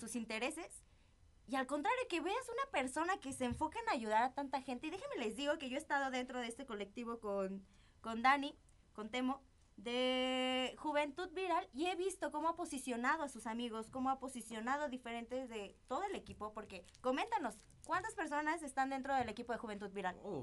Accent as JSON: {"language": "Spanish", "town": "Zamora", "region": "Michoacán", "country": "Mexico", "said": "Yo también soy de Zamora, Michoacán"}